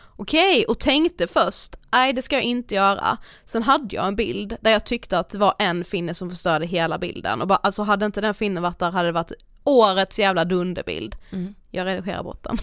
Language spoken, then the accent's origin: Swedish; Karlshamn, Blekinge, Sweden; now in Stockholm, Sweden; hemma i Karlshamn